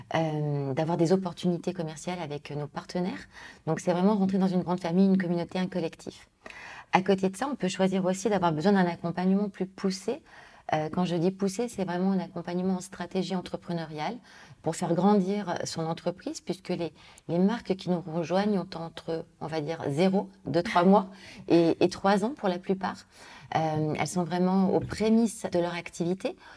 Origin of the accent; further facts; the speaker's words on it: Lyon, Auvergne-Rhône-Alpes, France; moved away; je suis née à Lyon, je suis partie des années au niveau familial, puis revenu pour mes études